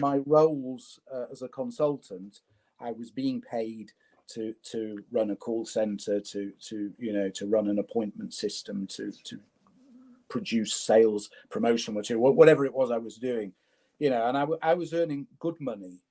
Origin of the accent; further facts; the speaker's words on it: Leeds, Yorkshire and the Humber, United Kingdom; I was born in Leeds. I was born in my in my in my late grandmother's bedroom in in in Chapel Town